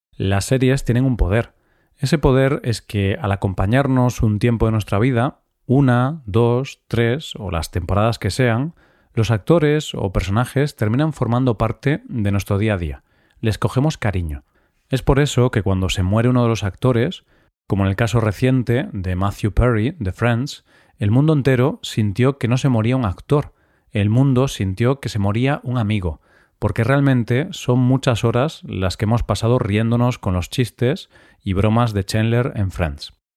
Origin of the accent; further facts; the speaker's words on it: Spain; somos todos los españoles